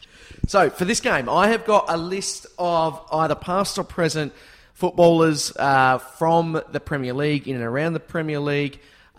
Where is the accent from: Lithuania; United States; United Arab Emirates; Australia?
Australia; Tasmania; As we know, I fly the flag very highly for my home state of Tassie